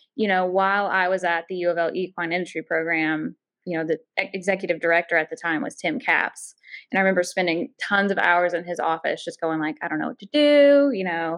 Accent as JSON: {"language": "English", "town": "Henderson", "region": "Kentucky", "country": "United States", "tie": "born or raised there", "said": "I grew up in Henderson, Kentucky, which is where Ellis Park is"}